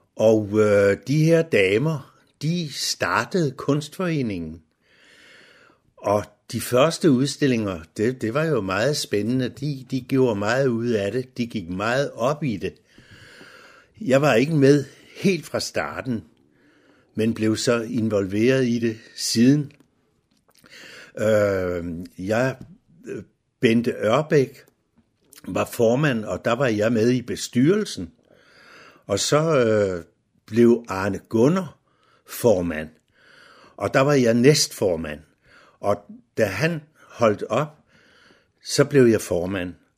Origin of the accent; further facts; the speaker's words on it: Nykøbing Falster, Zealand, Denmark; moved away as an adult; now in Humlebæk, Denmark; Jeg er ikke født i Humlebæk. Jeg er fra Nykøbing Falster